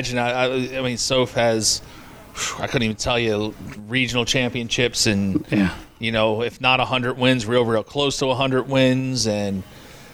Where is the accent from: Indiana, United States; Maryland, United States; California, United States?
Maryland, United States; Brooklyn Park; moved away as an adult; also born or lived in Long Island; now in Kent Island, United States; I'm from Brooklyn Park